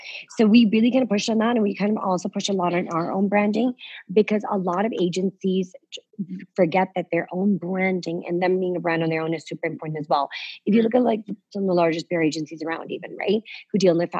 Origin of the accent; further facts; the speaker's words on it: London, United Kingdom; My mom lives in London. Okay. So that's where I grew up in London.